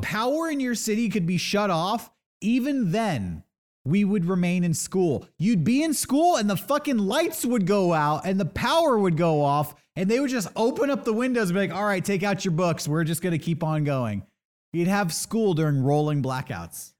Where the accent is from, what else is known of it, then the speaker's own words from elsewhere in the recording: San Diego, California, United States; I grew up in San Diego.